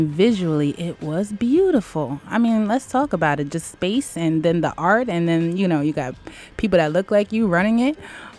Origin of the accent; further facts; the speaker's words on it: Poughkeepsie, New York, United States; I'm from Poughkeepsie.